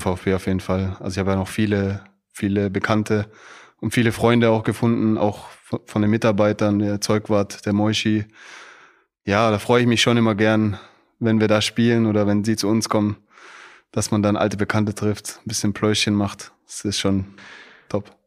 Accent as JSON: {"language": "German", "town": "Stuttgart", "region": "Baden-Württemberg", "country": "Germany", "moved": "as an adult", "lives_now": "Frankfurt, Germany", "said": "ich komme direkt aus Stuttgart, aus Bad Cannstatt."}